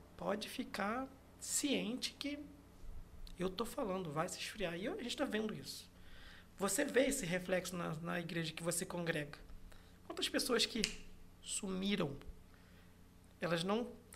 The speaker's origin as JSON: {"language": "Portuguese", "town": "Macaé", "region": "Rio de Janeiro", "country": "Brazil", "tie": "born or raised there", "said": "primeira igreja batista da Barra de Macaé, onde eu cresci"}